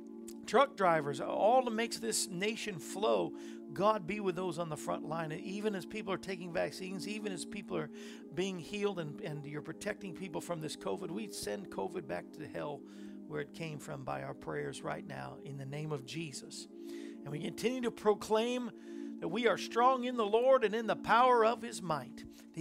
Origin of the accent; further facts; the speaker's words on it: Tennessee, United States; We're Tennesseans.